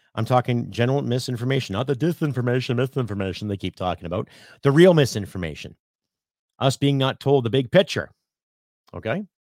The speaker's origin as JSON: {"language": "English", "country": "Canada", "said": "as a Canadian"}